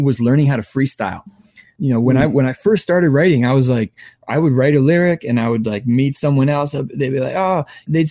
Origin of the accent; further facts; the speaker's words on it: Vancouver, British Columbia, Canada; where I grew up in Vancouver